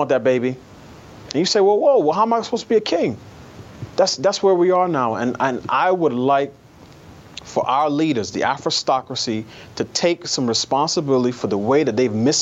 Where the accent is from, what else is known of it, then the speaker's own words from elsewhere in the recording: New York City, New York, United States; I grew up in New York City in a neighborhood that was almost exclusively black by the time I came of age